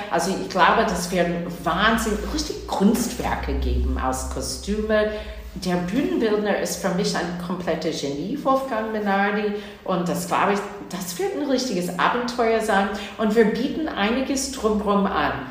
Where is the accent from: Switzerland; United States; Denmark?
United States; New Jersey; German is a second language; moved away as an adult; also born or lived in Boston, Massachusetts / Hamburg; now in Hanover, Germany; Ich bin zwar in Boston, Massachusetts geboren, aber in New Jersey aufgewachsen, in der Nähe von New York City